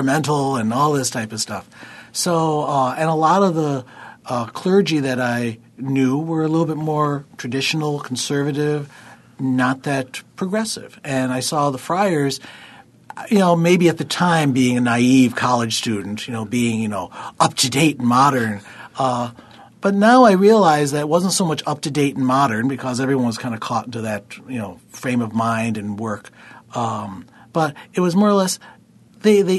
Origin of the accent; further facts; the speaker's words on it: Eden, New York, United States; I'm from Eden. I grew up in Eden.